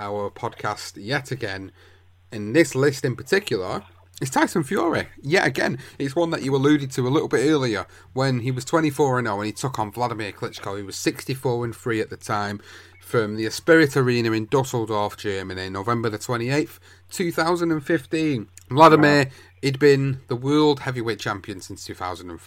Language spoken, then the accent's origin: English; United Kingdom; as British fight fans